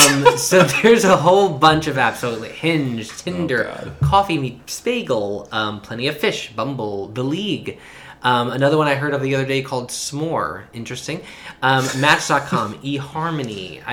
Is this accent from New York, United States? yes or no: yes; New York City, New York, United States; also born or lived in Manhattan; I am from Brooklyn, New York, born and raised. I now live in Manhattan.